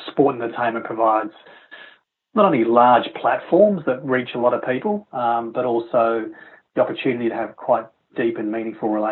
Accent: Melbourne, Victoria, Australia; my hometown in Melbourne

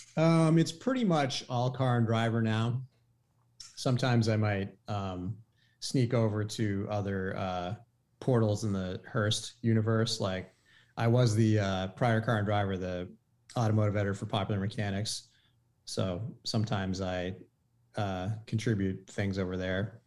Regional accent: Maine, United States; I grew up in Maine

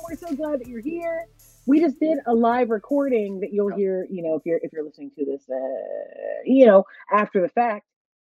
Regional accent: Columbus, Ohio, United States; moved away as an adult; also born or lived in Chicago, Illinois; we lived in Chicago for 15 plus years, so we're very Chicago-y. But I was born here in Columbus, Ohio, C-Bus, as we call it colloquially.

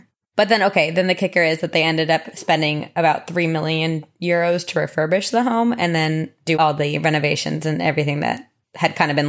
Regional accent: New Jersey, United States; now in Los Angeles, United States; I remember when I first moved to LA, just because I came from New Jersey, which obviously we have the winters and we loved sledding.

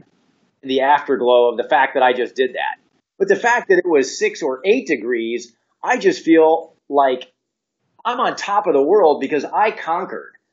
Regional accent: Indiana, United States; born or raised there; now in Atlanta, United States

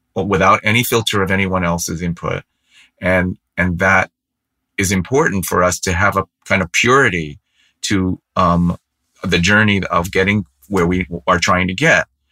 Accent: San Francisco, California, United States; I grew up in San Francisco

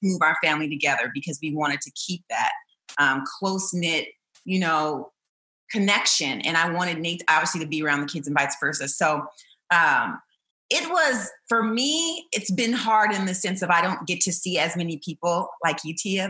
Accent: Chandler, Arizona, United States; I was raised in Chandler, Arizona

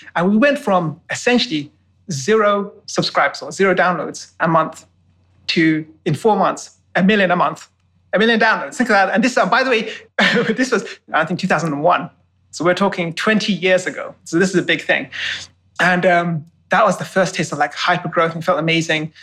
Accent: London, United Kingdom; moved away; I was born and bred in London.

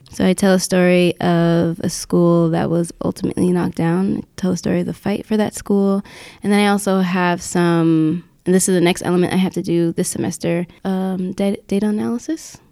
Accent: Yonkers, New York, United States; my hometown of Yonkers

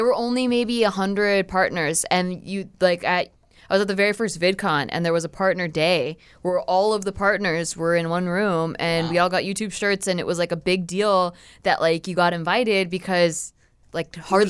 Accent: Santa Barbara, California, United States; I'm from here. I mean, Santa Barbara. So it's like an hour and a half north of here.

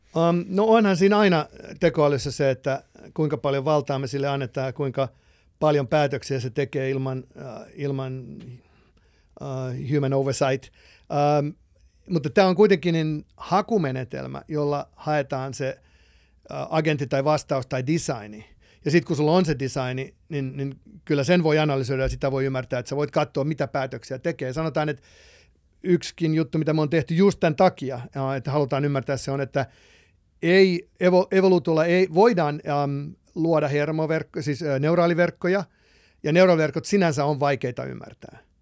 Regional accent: Finland; moved away as an adult; also born or lived in Los Angeles, United States / Texas, United States / Palo Alto, United States; now in United States; mä oon lähtöisin tietysti Suomesta

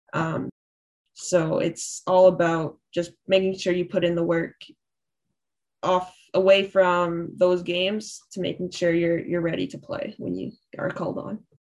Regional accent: Thunder Bay, Ontario, Canada; I'm from Thunder Bay, so there's not much to do up there

